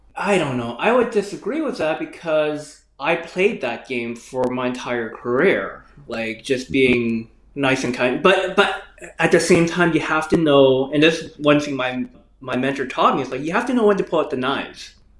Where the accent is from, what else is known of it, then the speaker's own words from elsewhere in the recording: Canada; I grew up in Canada